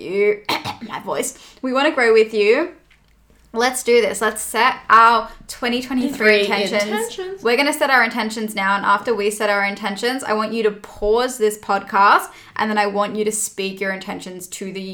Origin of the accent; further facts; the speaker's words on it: Australia; we're Australian